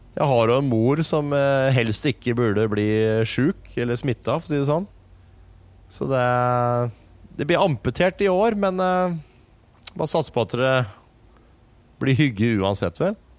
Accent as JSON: {"language": "Norwegian", "country": "Norway", "said": "Vi er nordmenn som snakker engelsk"}